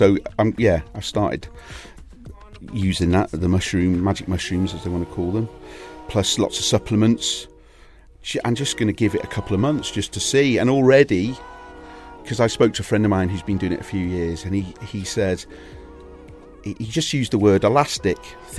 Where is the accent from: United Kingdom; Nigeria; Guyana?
United Kingdom; Wales; also born or lived in Salisbury; So I spent from about third year in secondary school in North Wales. Prior to that, because my father had been in the forces, we'd been to Salisbury. I was born in overseas. Yeah, we'd lived kind of all over. We'd moved back up to Wales for a little bit